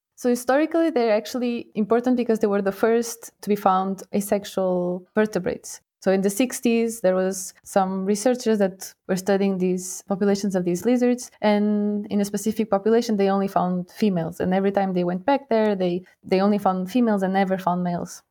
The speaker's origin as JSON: {"language": "English", "country": "Portugal", "moved": "as an adult", "lives_now": "Lausanne, Switzerland", "said": "I'm from Portugal"}